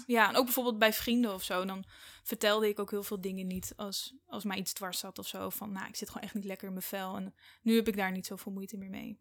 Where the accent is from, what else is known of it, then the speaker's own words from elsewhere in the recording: Ede, Gelderland, Netherlands; moved away as an adult; now in Amsterdam, Netherlands; ik kom uit Ede